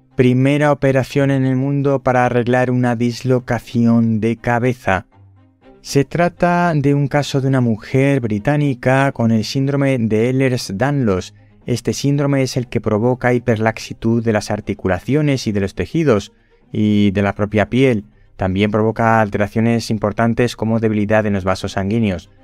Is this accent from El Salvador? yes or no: no; Spain; señalan a nuestro país en el mapa